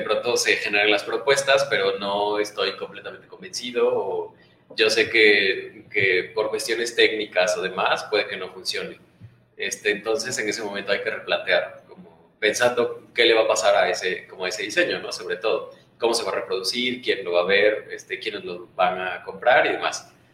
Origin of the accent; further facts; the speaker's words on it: Oaxaca, Mexico; los tres somos de Oaxaca